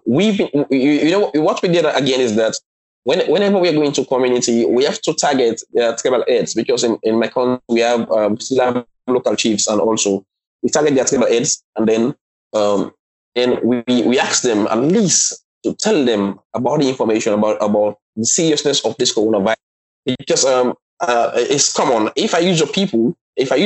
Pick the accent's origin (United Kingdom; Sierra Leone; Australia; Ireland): Sierra Leone; also born or lived in China